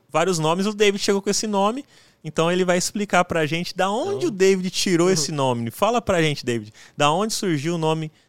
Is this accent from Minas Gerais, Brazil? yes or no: no; José Bonifácio, São Paulo, Brazil; E ainda mais na minha cidade, que eu sou lá de José Bonifácio, é interiorzão, cara.